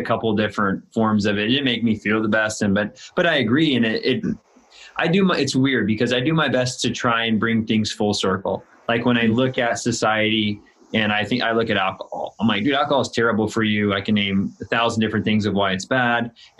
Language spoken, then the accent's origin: English; Illinois, United States; now in California, United States; I'm in Southern California and I moved here from Illinois, which is in the Midwest, a small town, 3,000 people.